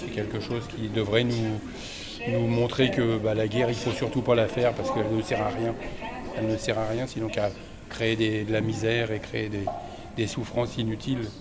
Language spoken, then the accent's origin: French; Normandy, France; De Normandie, du département de l'Or exactement.